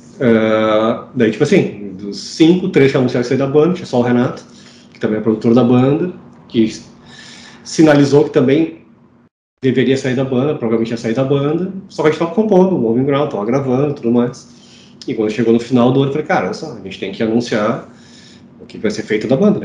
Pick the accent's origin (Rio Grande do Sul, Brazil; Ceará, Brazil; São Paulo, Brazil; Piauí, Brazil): Rio Grande do Sul, Brazil; Porto Alegre; Eu sou de Porto Alegre, estou em Porto Alegre.